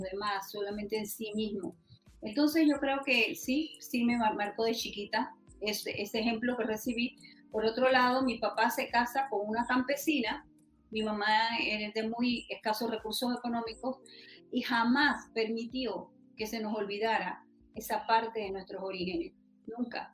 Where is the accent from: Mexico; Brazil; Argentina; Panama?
Panama; Macaracas, Los Santos; yo nací en Macaracas, provincia de Los Santos